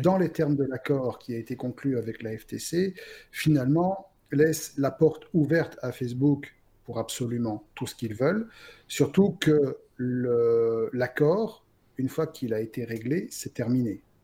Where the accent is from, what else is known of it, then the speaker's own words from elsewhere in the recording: Belgium; chez nous en Belgique